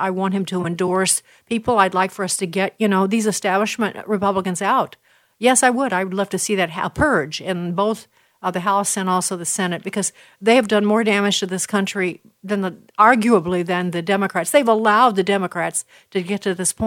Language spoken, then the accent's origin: English; Illinois, United States; Illinois, my home state.